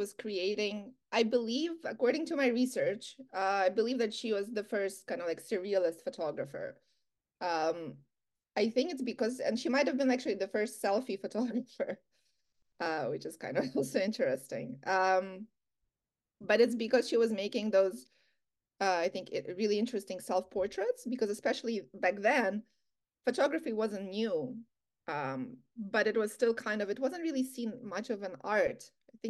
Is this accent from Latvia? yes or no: yes; Latvia; now in Canada; I wanted to know more about Canadian art because I came from Latvia.